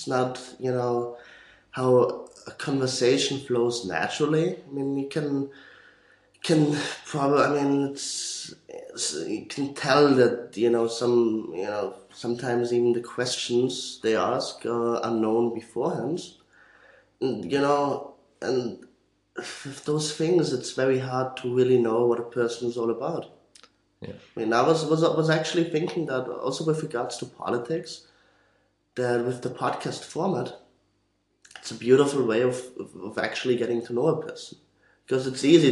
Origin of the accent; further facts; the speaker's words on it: Austria; also born or lived in Vienna; I'm from Austria, studying